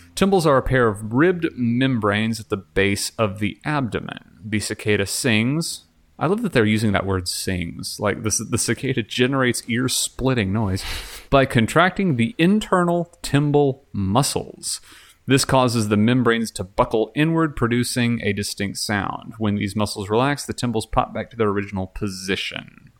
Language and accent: English; Texas, United States; Growing up in Texas